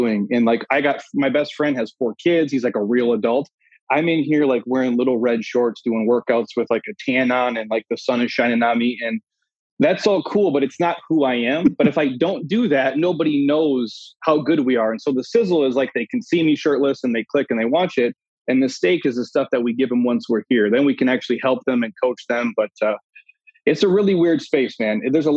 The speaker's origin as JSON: {"language": "English", "region": "Minnesota", "country": "United States", "tie": "born or raised there", "moved": "yes", "said": "I'm from the Midwest originally, Minnesota, born and raised."}